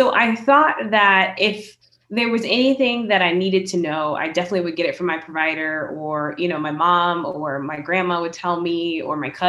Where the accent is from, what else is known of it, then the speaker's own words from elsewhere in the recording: Richmond, Virginia, United States; I'm from Richmond, Virginia